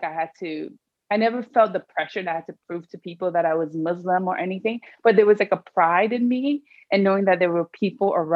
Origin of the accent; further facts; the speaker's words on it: Sierra Leone; I'm from Sierra Leone